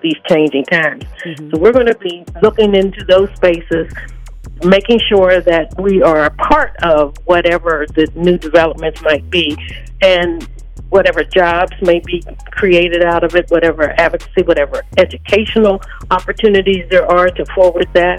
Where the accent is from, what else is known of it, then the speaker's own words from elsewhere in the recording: Pittsburgh, Pennsylvania, United States; now in Minneapolis-Saint Paul, United States; I'm from Pittsburgh, Pennsylvania initially